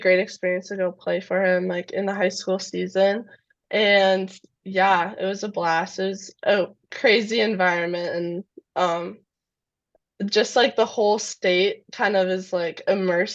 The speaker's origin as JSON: {"language": "English", "town": "Brainerd", "region": "Minnesota", "country": "United States", "tie": "born or raised there", "also_born_or_lived": "Edina, Minnesota / Mound, Minnesota", "said": "I grew up in Brainerd, Minnesota, so a little farther north."}